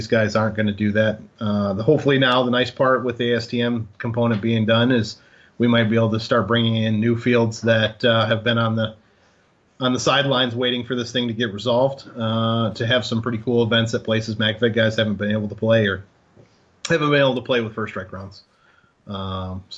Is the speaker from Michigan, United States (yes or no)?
yes; Michigan, United States; moved away; where I grew up in Michigan.